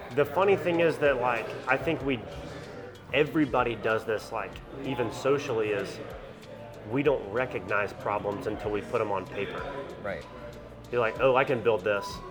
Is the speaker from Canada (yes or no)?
no; Anderson, South Carolina, United States; I'm from Anderson, South Carolina